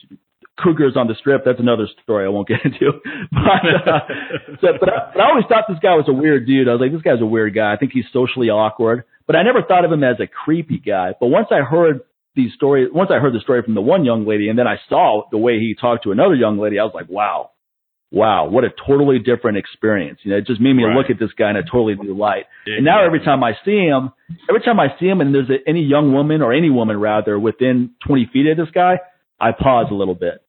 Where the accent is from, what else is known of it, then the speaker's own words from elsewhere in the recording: East Coast, United States; I'm from the East Coast